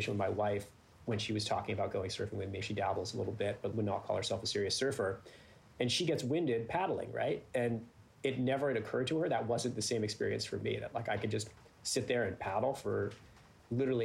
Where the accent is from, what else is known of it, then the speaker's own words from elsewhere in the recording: Northern California, United States; I was from Northern California.